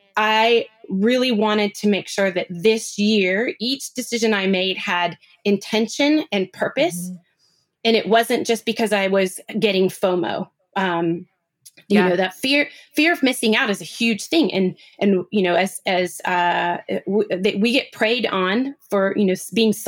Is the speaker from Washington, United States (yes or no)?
yes; Seattle, Washington, United States; Seattle girl. I'm from Pacific Northwest.